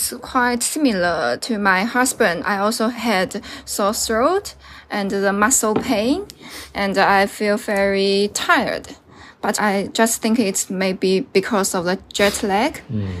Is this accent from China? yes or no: yes; Wuxi, Jiangsu, China; now in Hong Kong; I will go back to my hometown, Wuxi, Jiangsu province, to celebrate Chinese New Year with my parents.